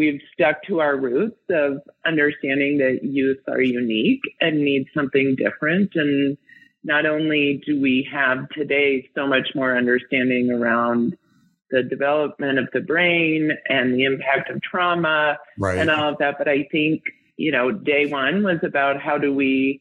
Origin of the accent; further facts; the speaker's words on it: Denver, Colorado, United States; I grew up in Denver and I'm older than 35.